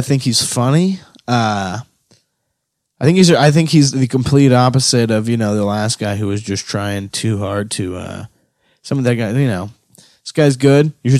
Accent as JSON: {"language": "English", "town": "Mobile", "region": "Alabama", "country": "United States", "said": "Well, I'm originally from Mobile, Alabama, and that's where."}